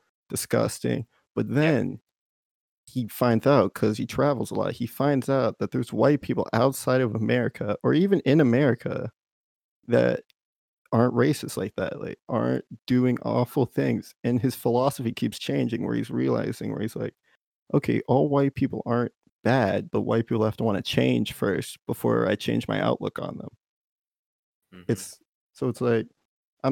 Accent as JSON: {"language": "English", "region": "Texas", "country": "United States", "said": "I'm from Texas"}